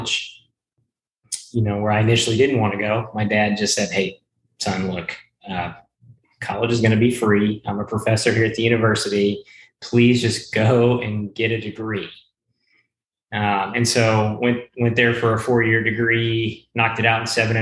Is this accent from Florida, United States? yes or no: no; Conway, Arkansas, United States; also born or lived in Shreveport, Louisiana / Bryan-College Station, Texas; we shortly moved up to Central Arkansas after that, where I spent most of my life, 20 years of it, in Conway, Arkansas